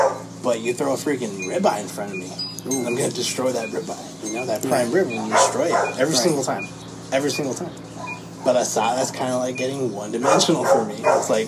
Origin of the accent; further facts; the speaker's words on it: United States; to some people's eyes, I am American because I'm born here.